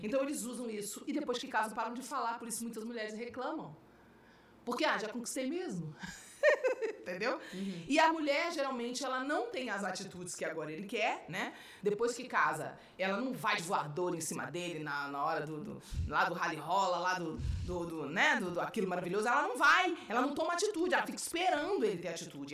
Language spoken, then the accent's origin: Portuguese; Rio de Janeiro, Brazil; moved away as an adult; also born or lived in Belo Horizonte / São Paulo; eu sou carioca